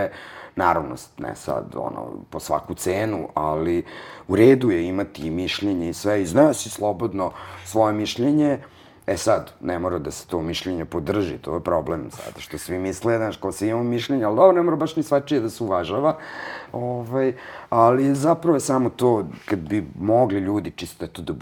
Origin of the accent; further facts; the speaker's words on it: Vojvodina, Serbia; Prosto iz Vojvodine sam, ne mogu ja, pod pritiskom sam pravljena